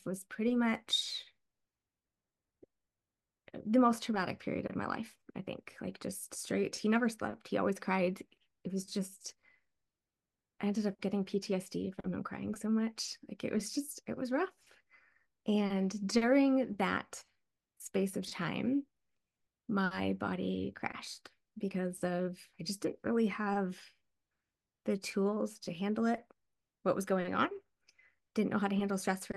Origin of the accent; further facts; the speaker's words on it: Ohio, United States; moved away; also born or lived in East Coast, United States; And we moved to the Midwest when I was really young. So most of my childhood through my early 20s was in Ohio. I grew up in a field pretty much